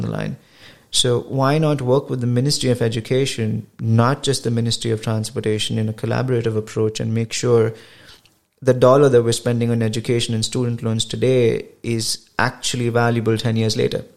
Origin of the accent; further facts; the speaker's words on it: India; moved away as an adult; I come from India and my yeah. education is all uh, from uh, India